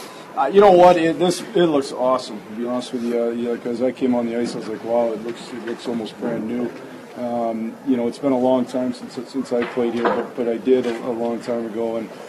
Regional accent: Sault Ste. Marie, Michigan, United States; I grew up in the Sioux, and I know what it would have meant to me as a young guy growing up in a Red Wing fan.

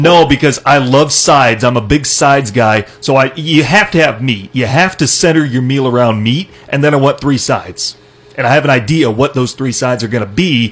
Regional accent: Iowa, United States; I'm from Iowa.

